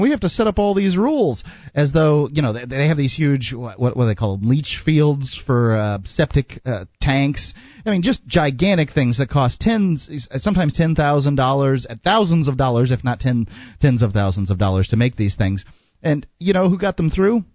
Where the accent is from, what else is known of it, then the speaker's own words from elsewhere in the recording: Sarasota, Florida, United States; we're both from Sarasota